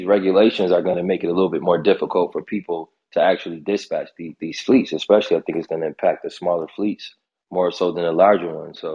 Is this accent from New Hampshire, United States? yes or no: no; Buffalo, New York, United States; I'm from Buffalo